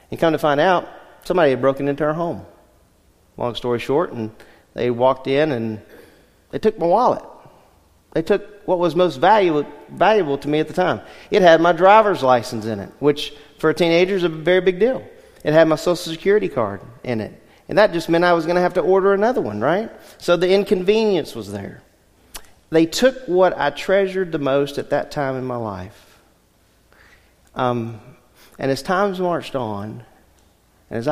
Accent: Louisiana, United States; moved away; Growing up in Louisiana, our house was

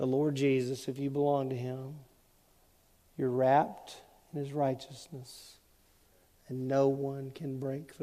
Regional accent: Southwest Louisiana, United States; When I was growing up in Southwest Louisiana, in the 1970s

